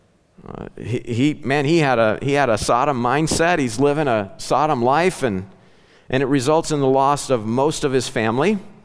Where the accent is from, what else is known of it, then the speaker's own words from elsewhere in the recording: Ozark Mountains, southwest Missouri, United States; growing up in the Ozark Mountains